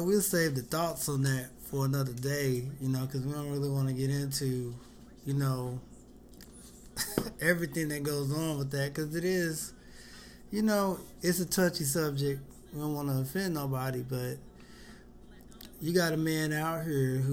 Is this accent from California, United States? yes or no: no; St. Louis, Missouri, United States; I'm from St. Louis.